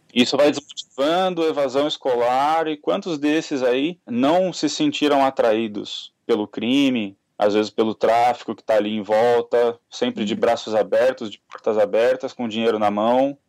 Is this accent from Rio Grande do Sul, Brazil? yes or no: no; São Paulo, Brazil; eu sou nascido e criado na Zona Oeste de São Paulo